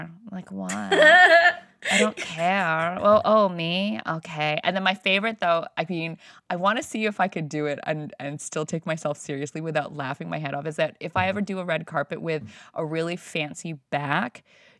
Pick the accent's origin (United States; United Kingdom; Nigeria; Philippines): Philippines; all the things that as like a Filipino, you need to know how to, because of all the cousins, how to fit everybody in that frame, right?